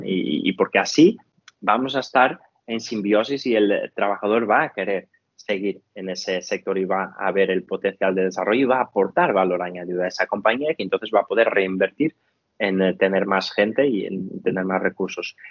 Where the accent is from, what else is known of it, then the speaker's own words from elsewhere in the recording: Portugal; now in Spain; soy portugués